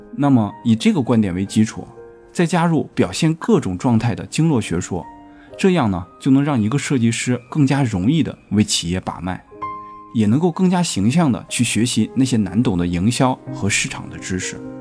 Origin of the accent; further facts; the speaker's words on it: China; 我们中国人